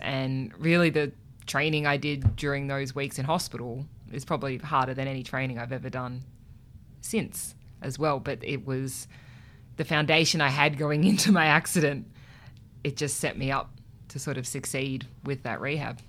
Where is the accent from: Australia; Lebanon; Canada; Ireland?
Australia; Canberra, Australian Capital Territory; growing up in Canberra